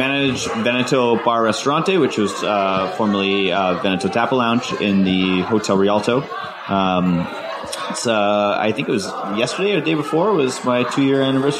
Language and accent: English; Victoria, British Columbia, Canada; I'm from here. Okay. I'm from Victoria.